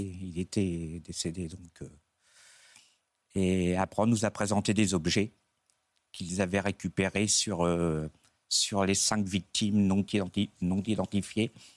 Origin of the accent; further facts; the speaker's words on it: Dieppe region, Normandy, France; je suis de la région liépoise